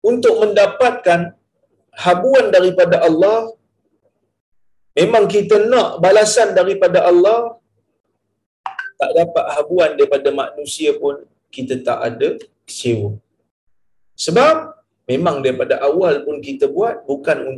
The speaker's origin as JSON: {"language": "Malay", "region": "Perlis", "country": "Malaysia", "said": "saya daripada Perlis saya datang ah, malam tu saya bermalam di Tanjung Malim"}